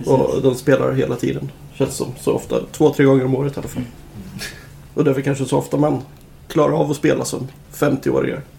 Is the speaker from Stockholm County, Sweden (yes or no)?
no; Nyköping, Södermanland, Sweden; jag är från Nyköping